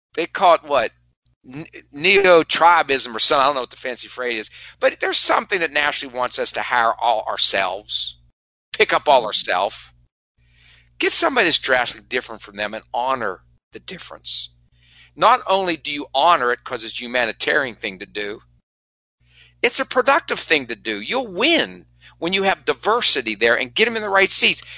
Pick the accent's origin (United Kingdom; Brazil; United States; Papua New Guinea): United States; West Virginia; moved away; I'm from West Virginia